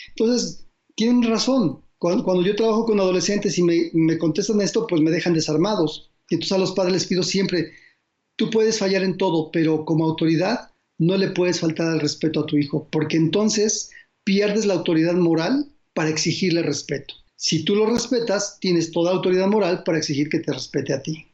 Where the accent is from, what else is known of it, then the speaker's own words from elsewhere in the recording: Mexico; como mexicanos